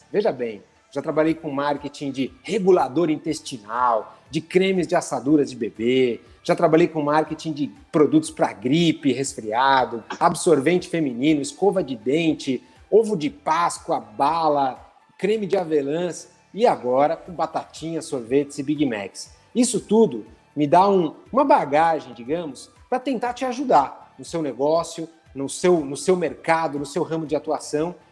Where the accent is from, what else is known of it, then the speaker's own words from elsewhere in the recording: São Paulo, Brazil; Eu sou de São Paulo e eu estou à frente do marketing do McDonald's hoje